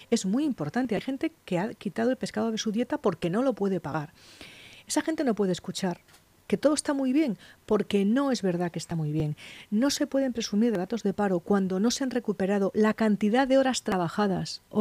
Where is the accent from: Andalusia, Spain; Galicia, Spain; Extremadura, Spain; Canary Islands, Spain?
Galicia, Spain; Lugo; moved away as an adult; now in Madrid, Spain; yo digo que siempre que soy una madrileña de Lugo. Yo nací en Lugo y, viví allí hasta los 18 años, luego me vine a Madrid a estudiar y, me quedé